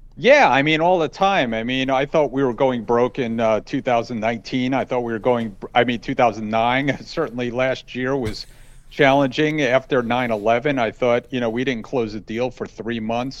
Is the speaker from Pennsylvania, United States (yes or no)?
no; New Jersey, United States; I'm from New Jersey. I'm Italian.